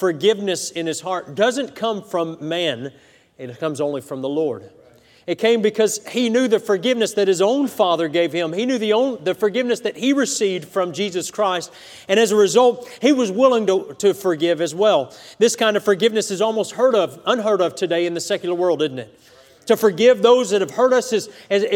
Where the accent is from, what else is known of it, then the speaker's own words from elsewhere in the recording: United States; as an American